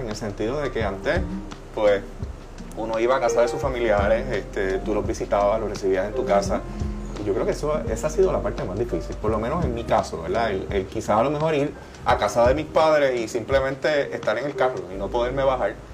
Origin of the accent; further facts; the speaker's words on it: Puerto Rico; nosotros como puertorriqueños